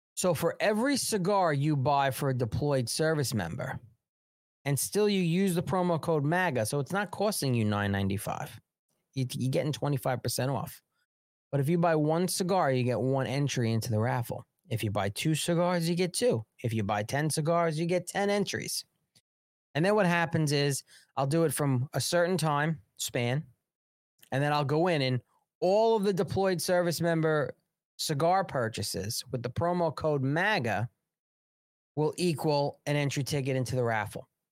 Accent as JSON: {"language": "English", "region": "New York", "country": "United States", "said": "I'm from New York"}